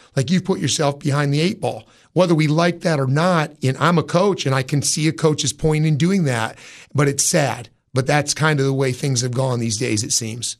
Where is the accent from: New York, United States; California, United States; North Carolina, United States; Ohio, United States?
Ohio, United States; Jefferson; moved away as an adult; now in Cookeville, United States; was growing up in Ohio